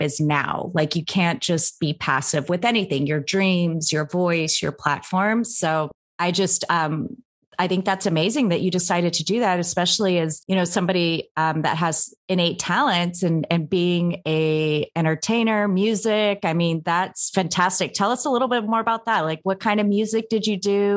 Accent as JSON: {"language": "English", "town": "Anchorage", "region": "Alaska", "country": "United States", "tie": "born or raised there", "said": "I grew up in Anchorage, Alaska, but it was very diverse"}